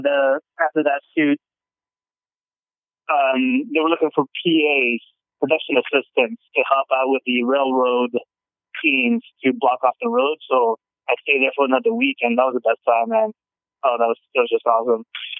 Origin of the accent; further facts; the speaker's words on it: Philippines; English is a second language; moved away; I just noticed when I came from the Philippines, because I was born and raised there, I noticed how my accent was so different than everybody else's.